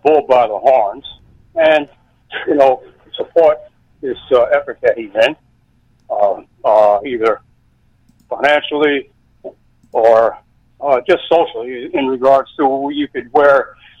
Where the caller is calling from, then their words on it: Saratoga Springs, New York, United States; Saratoga Springs.